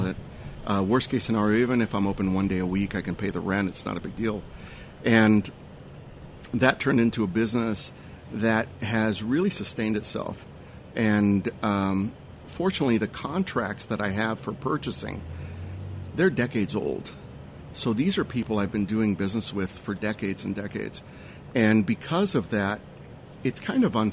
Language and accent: English; Whittier, California, United States; English is a second language; also born or lived in East Los Angeles; I grew up in Whittier